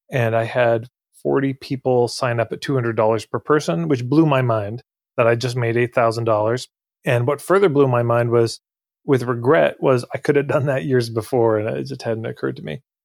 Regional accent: Edmonton, Alberta, Canada; I'm from Edmonton, Alberta. I grew up here

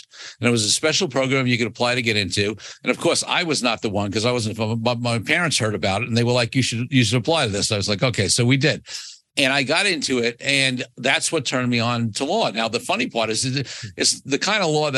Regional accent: New York City, New York, United States; I grew up in Brooklyn, New York

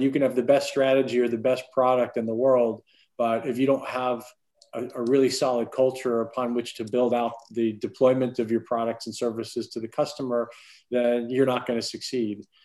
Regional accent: Clearwater, Florida, United States; I grew up in Florida, primarily Clearwater, Florida.

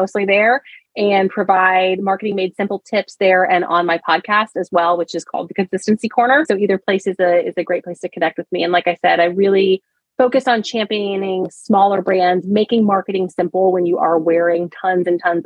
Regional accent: Southeast, United States; I'm from the Southeast in the United States

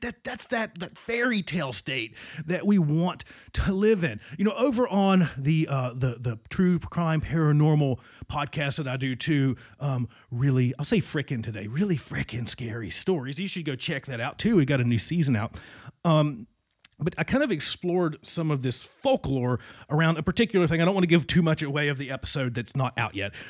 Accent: Southwestern Virginia, United States; moved away; my hometown in Southwestern, not West Virginia, Southwestern Virginia.

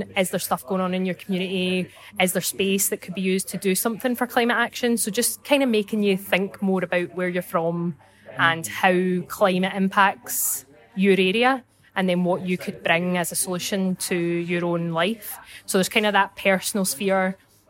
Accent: Clydebank, Scotland, United Kingdom; I'm from Clydebank, just outside Glasgow. So it's really exciting to be part of COP26 in my hometown.

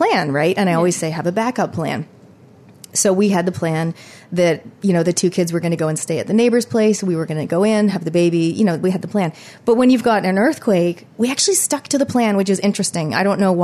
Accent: Canada; accent: Canadian; also born or lived in Christchurch, New Zealand; now in Auckland, New Zealand; So my accent is Canadian. I'm 100% full-blood Kiwi, but I grew up in Canada.

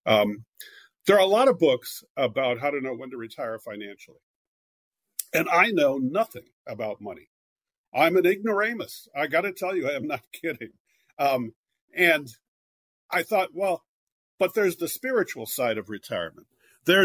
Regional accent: California, United States; moved away; also born or lived in Philadelphia / New York

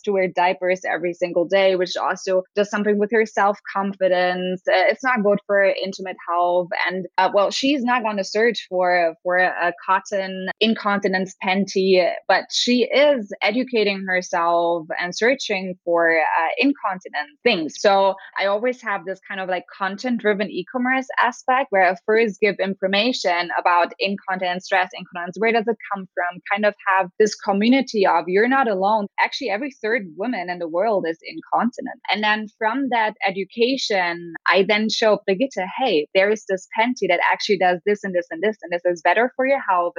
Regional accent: Berlin, Germany; I'm from Berlin, Germany.

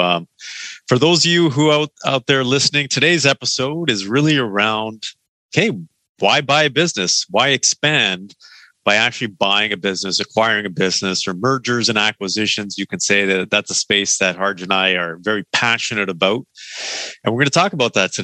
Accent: Canada; we are from Canada

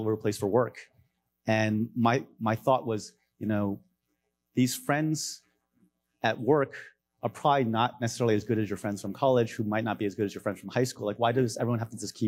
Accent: Maryland, United States; moved away as an adult; also born or lived in Los Angeles, California / California / China / Hong Kong; now in Bay Area, United States; I moved over to Maryland when I was five, grew up there

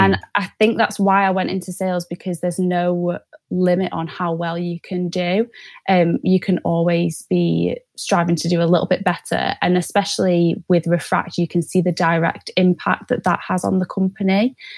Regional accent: Manchester, North West England, United Kingdom; moved away as an adult; now in North East England, United Kingdom; I'm originally from Manchester, but moved to the Northeast for uni.

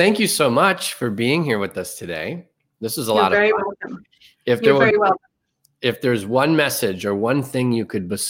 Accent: Ireland; I'm very Irish, so hopefully you don't take offense to that.

